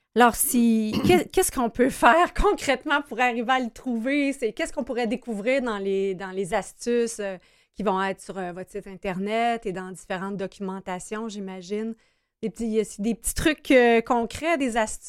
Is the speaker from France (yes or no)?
no; Brossard, Quebec, Canada; je suis citoyenne de Brossard